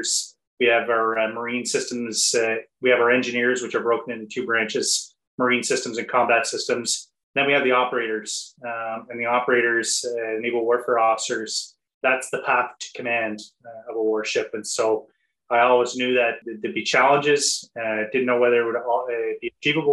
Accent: Nova Scotia, Canada; So I am a blue noser by background. So I am from Nova Scotia, grew up, born and raised here.

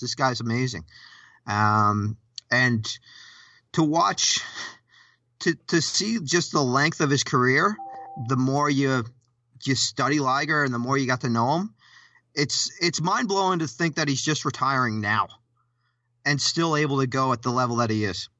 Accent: Canada; we're, we're both Canadian

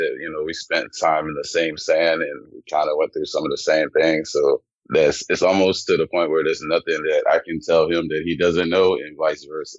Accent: Louisiana, United States; born or raised there; also born or lived in Germany

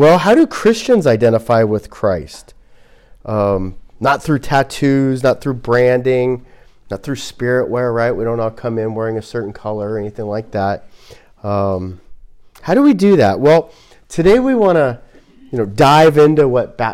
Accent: Glendale, California, United States; I grew up in Glendale, and we had a lot of Armenians

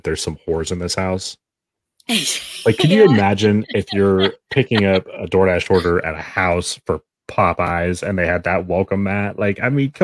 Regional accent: Washington, United States; my home state of Washington

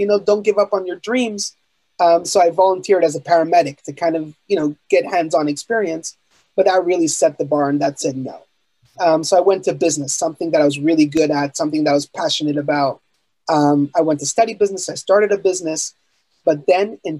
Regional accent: Montreal, Quebec, Canada; I was born and raised in Montreal, Canada.

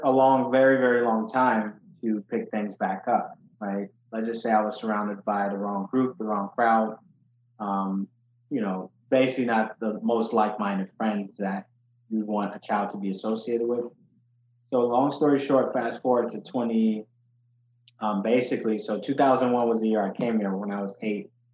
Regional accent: Chicago, Illinois, United States; also born or lived in Ghana; when I was eight, um, I was fortunately thrown into a neighborhood called Uptown in Chicago

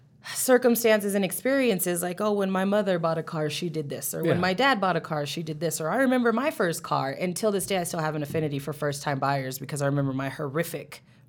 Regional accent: California, United States; moved away as an adult; now in Colorado, United States; Yeah, I was fresh from California, which is where I'm from. 20-year-old, know-it-all.

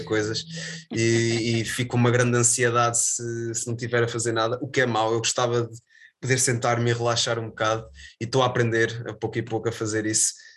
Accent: Viseu, Portugal; moved away as an adult; also born or lived in Aveiro / São Pedro do Sul / Sernancelhe; now in Porto, Portugal; Eu, eu nasci em Viseu, cresci em Viseu

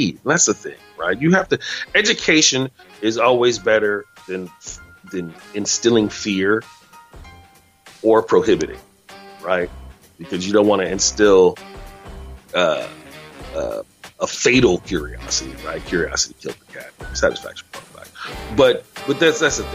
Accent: United States

